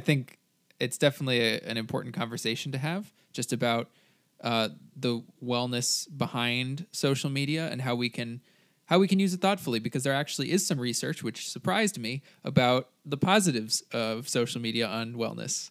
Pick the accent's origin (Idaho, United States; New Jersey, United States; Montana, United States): New Jersey, United States; moved away as an adult; now in California, United States; I am from New Jersey. I now go to school in California